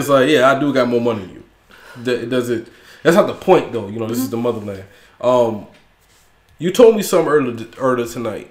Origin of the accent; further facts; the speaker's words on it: St. Simons Island, Georgia, United States; I'm from St. Thomas Island, Georgia